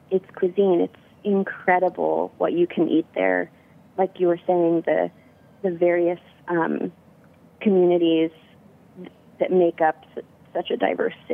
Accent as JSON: {"language": "English", "town": "Berkeley", "region": "California", "country": "United States", "tie": "born or raised there", "said": "I was born in Berkeley and uh, grew up here."}